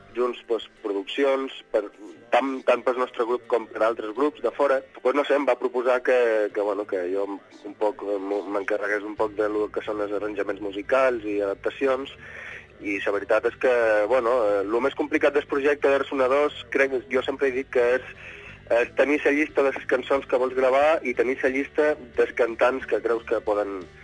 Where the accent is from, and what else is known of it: Ibiza, Balearic Islands, Spain